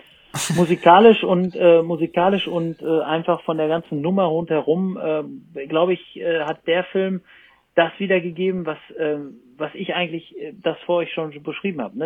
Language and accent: German; Germany; moved away as an adult; also born or lived in Cologne; now in France; ich bin halt Deutscher, ich wohne da unten